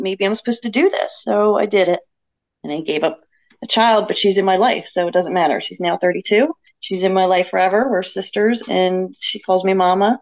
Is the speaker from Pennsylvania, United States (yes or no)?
yes; Lansdale, Pennsylvania, United States; moved away; I grew up in Lansdale with you guys